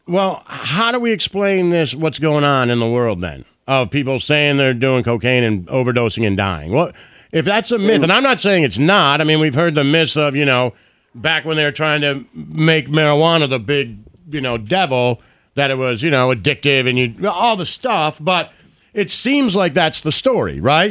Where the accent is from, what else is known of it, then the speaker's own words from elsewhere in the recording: Detroit, Michigan, United States; me growing up in Detroit in the '80s